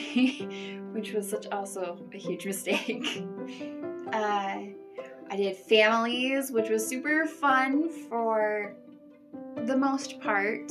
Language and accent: English; Coeur d'Alene, Idaho, United States; moved away as an adult; now in Mountain Home, United States; I am from the Coeur d'Alene area up in northern Idaho.